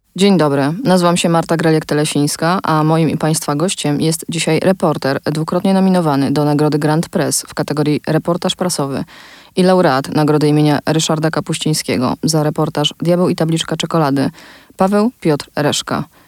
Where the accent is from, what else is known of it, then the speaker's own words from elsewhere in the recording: near Bełżec, Lublin Voivodeship, Poland; urodziłam się i wychowałam bardzo niedaleko tego miejsca